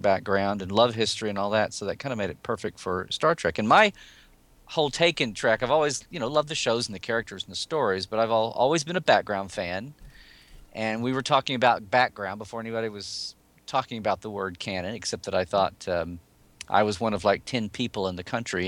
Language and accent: English; Oklahoma City, Oklahoma, United States; moved away as an adult; now in California, United States; I'm originally from Oklahoma and moved down to California fifteen years ago.